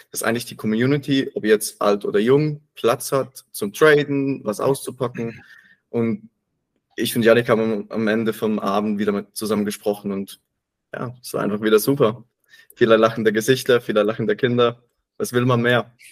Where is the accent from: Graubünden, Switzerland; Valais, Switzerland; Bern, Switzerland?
Bern, Switzerland; für mich war es das mal ein Heimspiel als Berner im Berner Bankdorfstadion.